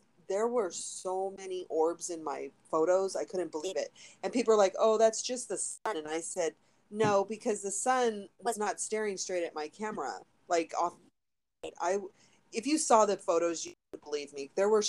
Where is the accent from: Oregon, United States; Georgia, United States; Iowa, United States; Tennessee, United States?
Oregon, United States; I remember when I was a little girl in Oregon, when I grew up in Oregon.